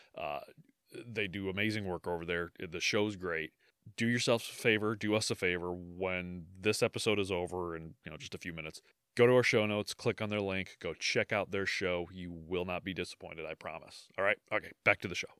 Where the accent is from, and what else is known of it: United States